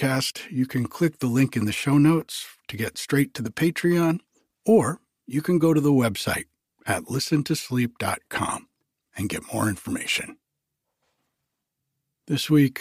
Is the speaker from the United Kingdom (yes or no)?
no; Rhode Island, United States; moved away; I grew up back in Rhode Island